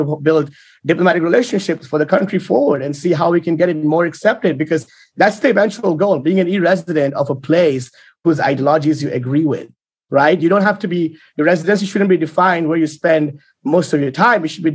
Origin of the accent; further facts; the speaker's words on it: India; I was born in India